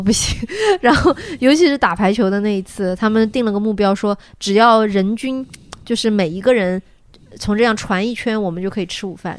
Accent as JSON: {"language": "Chinese", "country": "China", "said": "我是中国人"}